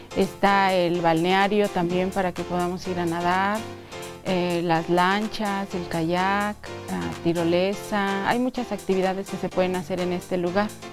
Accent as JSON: {"language": "Spanish", "region": "Guanajuato", "country": "Mexico", "said": "Nosotros somos de Guanajuato, del estado de Guanajuato"}